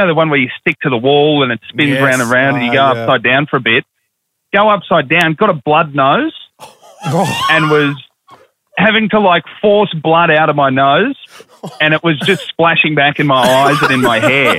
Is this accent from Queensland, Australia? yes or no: no; Melbourne, Victoria, Australia; now in Brisbane, Australia; I'm from Melbourne, but do the breakfast show on Triple M in Brisbane